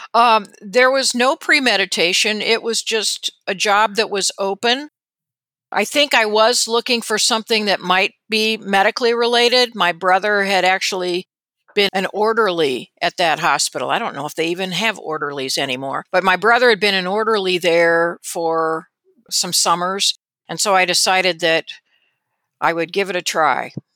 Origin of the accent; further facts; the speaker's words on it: South Bend, Indiana, United States; also born or lived in California / Rochester, Minnesota; my family didn't move to Indiana until I was starting fourth grade, so we moved actually from Rochester, Minnesota, where my dad was at the Mayo Clinic, to South Bend, and that's where I spent the bulk of my childhood through high school.